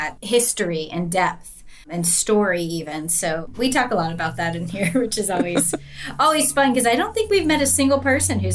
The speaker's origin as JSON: {"language": "English", "town": "Bangor", "region": "Maine", "country": "United States", "tie": "born or raised there", "moved": "yes", "lives_now": "the South, United States", "said": "I was born in Bangor. My parents are originally from Bar Harbor"}